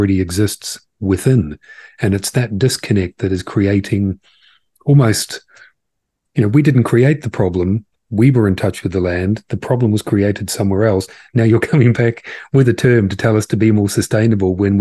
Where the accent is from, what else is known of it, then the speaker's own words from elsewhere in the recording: New Zealand; moved away; I'm from Aotearoa, New Zealand originally